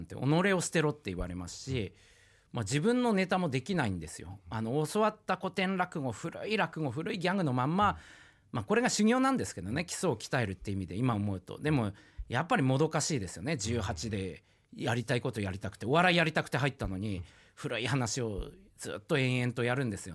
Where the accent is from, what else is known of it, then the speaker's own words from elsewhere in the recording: Oshu, Iwate, Japan; 岩手県のもう田舎奥州市ってとこで生まれ育ったんで